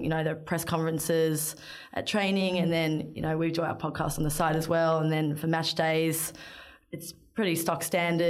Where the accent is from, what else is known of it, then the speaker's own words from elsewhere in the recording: Melbourne, Victoria, Australia; finally landed back in my hometown of Melbourne